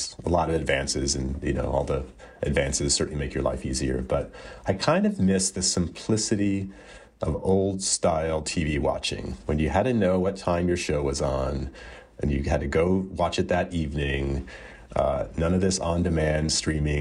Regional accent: Texas, United States; I grew up in Texas

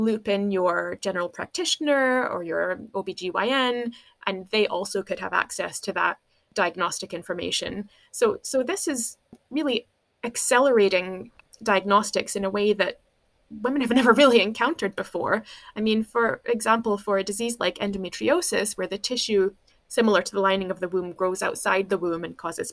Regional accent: United States; moved away as an adult; now in Scotland, United Kingdom; I grew up in America in the 80s.

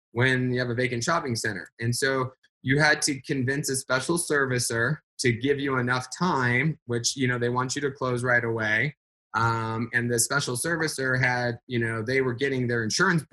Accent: Phoenix, Arizona, United States; Phoenix, my hometown

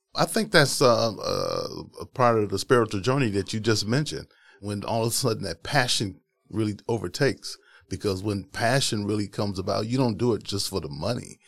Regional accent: Milwaukee, Wisconsin, United States; Wisconsin, born and raised here in Milwaukee

